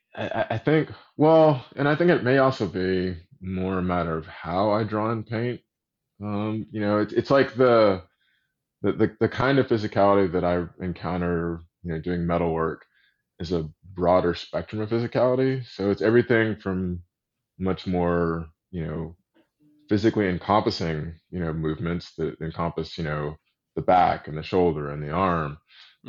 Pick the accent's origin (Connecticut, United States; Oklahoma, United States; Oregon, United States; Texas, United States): Texas, United States; Austin; moved away; also born or lived in Little Rock, Arkansas; growing up in Austin, Texas